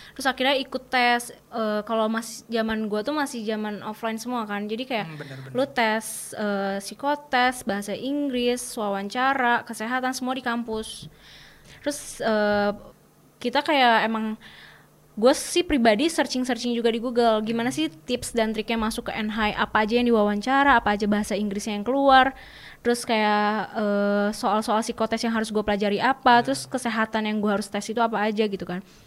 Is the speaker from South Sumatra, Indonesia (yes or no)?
no; Bandung, West Java, Indonesia; aku dari Bandung dari SMA BPK Panaberholis Bandung